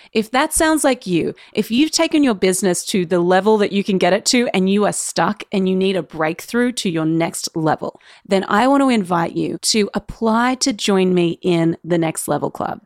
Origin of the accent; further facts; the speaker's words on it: Australia; as an Australian business owner